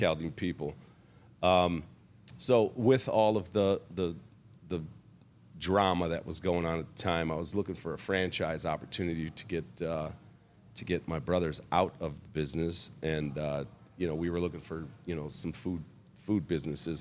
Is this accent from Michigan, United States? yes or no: yes; Bloomfield Hills, Michigan, United States; also born or lived in Oak Park, Michigan; I grew up in, uh, Oak Park, Michigan